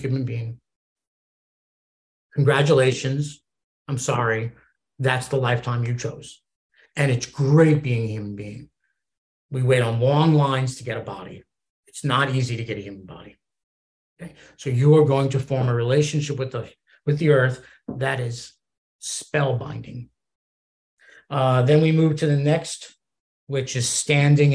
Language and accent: English; East Coast, United States; I'm from the East Coast